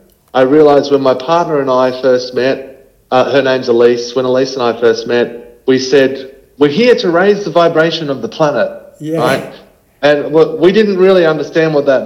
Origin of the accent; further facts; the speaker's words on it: Queensland, Australia; moved away; I'm a Queenslander originally